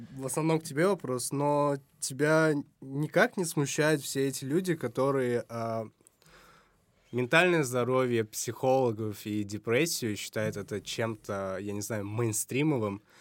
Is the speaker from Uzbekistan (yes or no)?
yes; Samarkand, Samarqand Region, Uzbekistan; у себя в родном городе